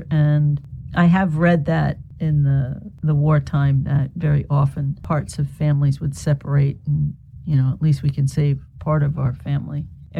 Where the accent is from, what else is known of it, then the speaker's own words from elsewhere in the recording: United States; I'm just an American kid